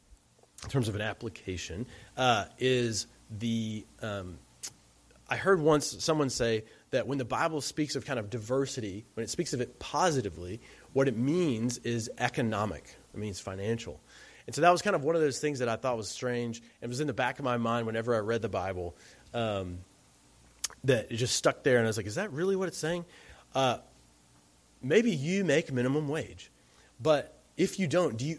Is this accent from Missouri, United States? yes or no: no; Alabama, United States; moved away; I'm from Alabama